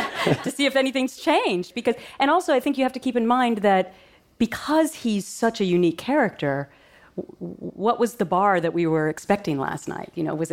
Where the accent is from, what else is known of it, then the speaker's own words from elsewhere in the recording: Minnesota, United States; And I grew up in Minnesota, so I have an understanding of middle America, and I've never forgotten it.